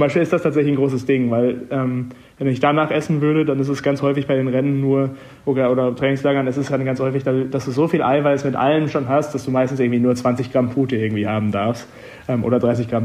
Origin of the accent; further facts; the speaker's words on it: Münster, North Rhine-Westphalia, Germany; moved away as an adult; now in Freiburg, Germany; Münster, meine Heimatstadt